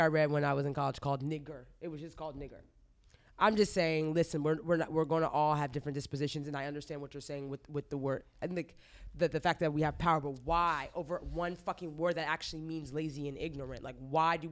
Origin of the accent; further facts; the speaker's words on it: United States; I was born in the States